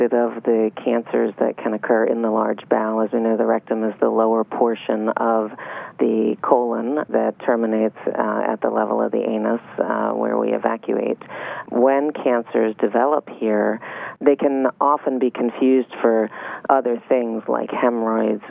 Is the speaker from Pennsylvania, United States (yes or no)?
yes; Philadelphia, Pennsylvania, United States; also born or lived in Miami, Florida; now in Weston, United States; I'm originally from Philadelphia.